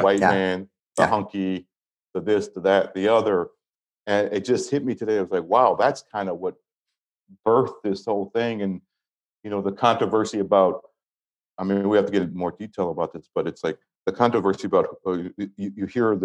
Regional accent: Pomona, California, United States; also born or lived in Detroit; now in Romania; I grew up in Pomona, California

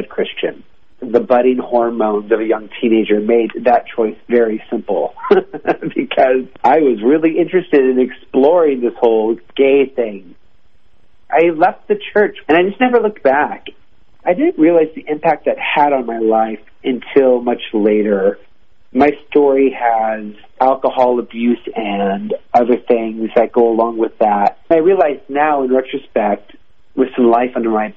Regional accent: Seattle, Washington, United States; now in Los Angeles, United States; I grew up in Seattle, Washington, which is almost as north as you can get

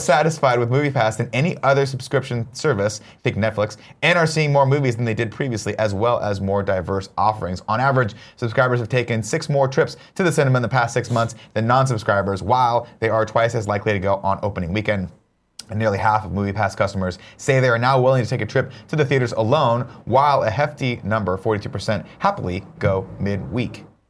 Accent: United States; I am unabashedly American.

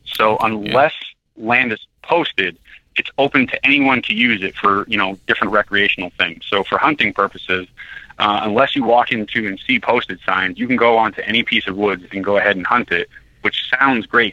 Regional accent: Belfast, Maine, United States; also born or lived in New Hampshire; I grew up in Belfast, Maine

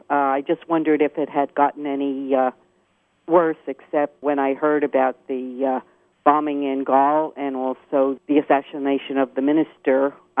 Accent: New Jersey, United States; And just to tell you that I'm from New Jersey, as you said, and the beaches are much like the beaches in New Jersey, which really surprised me.

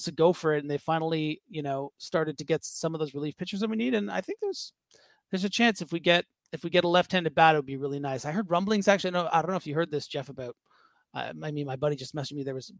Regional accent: Toronto, Ontario, Canada; moved away as an adult; now in Montreal, Canada; Well, I'm from Toronto. Yeah. But I've lived here the last couple of years.

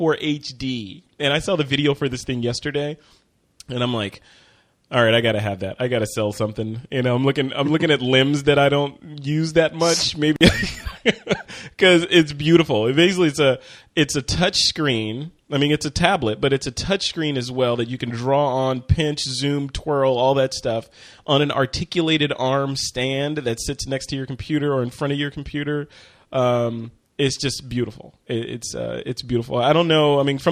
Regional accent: Chicago, Illinois, United States; Sorry. I'm from Chicago. Come on.

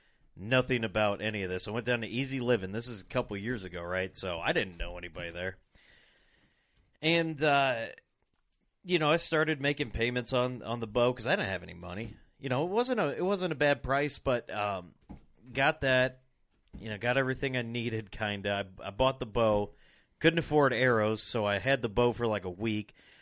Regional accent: Rock Island, Illinois, United States; I was born and raised in Rock Island, Illinois

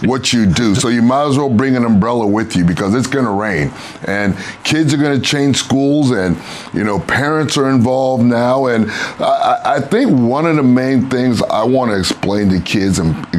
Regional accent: Miami, Florida, United States; And it's my hometown. I went to high school here, played college football here

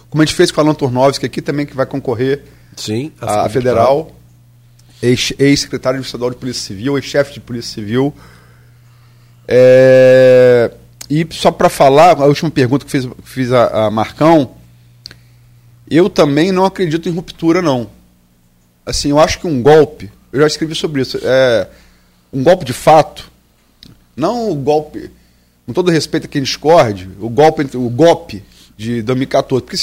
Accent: Campos dos Goytacazes, Rio de Janeiro, Brazil; also born or lived in Niterói / Atafona; Eu nasci em Niterói, fui criado em Campos, mas sempre. E morei 11 anos na Tafona.

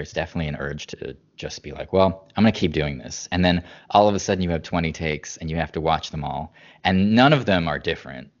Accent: Boston, Massachusetts, United States; moved away; we're both from the Boston area

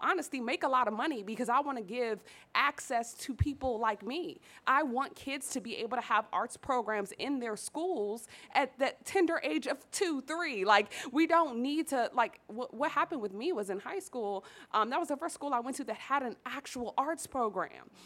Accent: Washington, District of Columbia, United States; growing up in Southeast DC, growing up in the hood

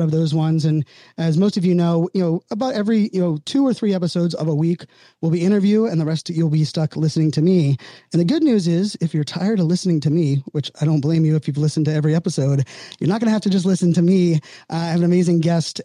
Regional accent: Pittsburgh, Pennsylvania, United States; I was born and raised in Pittsburgh.

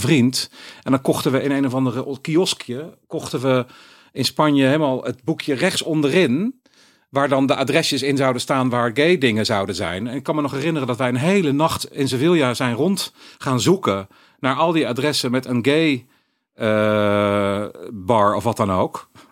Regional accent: Eindhoven, North Brabant, Netherlands; moved away; also born or lived in Utrecht; ik ben opgegroeid in Eindhoven

